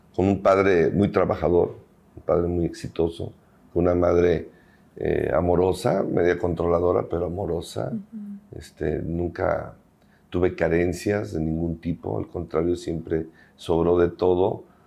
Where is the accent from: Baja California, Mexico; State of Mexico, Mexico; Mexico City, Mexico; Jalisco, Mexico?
Jalisco, Mexico; Guadalajara; soy originario aquí de Guadalajara